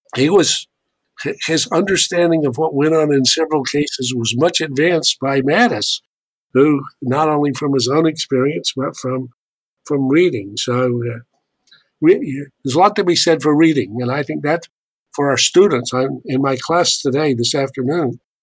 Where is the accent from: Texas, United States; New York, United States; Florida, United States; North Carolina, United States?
North Carolina, United States; Charlotte; moved away; I'm a proud Tar Heel, uh, I was born in Charlotte, North Carolina.